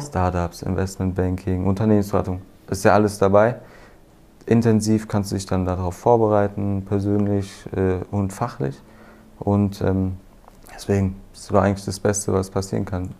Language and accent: German; near Frankfurt, Hesse, Germany; ich komme aus der Nähe Frankfurt